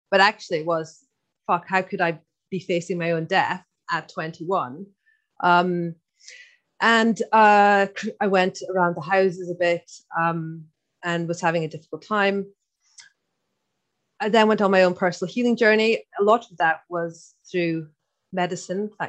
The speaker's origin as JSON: {"language": "English", "region": "Scotland", "country": "United Kingdom", "accent": "Irish", "said": "so first of all, I'm Scottish, but I know I've got a bit of an Irish accent."}